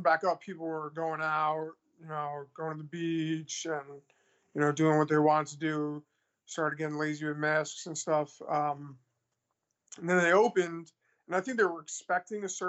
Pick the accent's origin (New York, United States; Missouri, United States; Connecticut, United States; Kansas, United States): New York, United States; New York City; now in Milwaukee, United States; I'm from Queens, New York